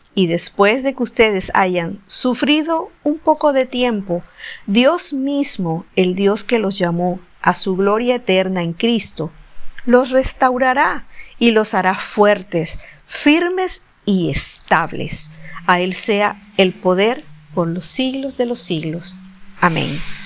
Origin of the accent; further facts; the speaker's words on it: Colombia; viajé de mi ciudad natal a la capital del país, a Bogotá